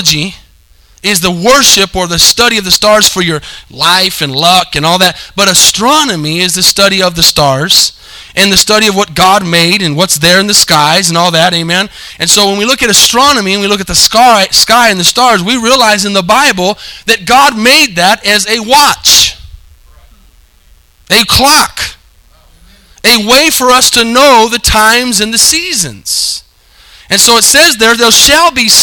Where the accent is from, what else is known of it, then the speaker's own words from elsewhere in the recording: United States; we live in the United States.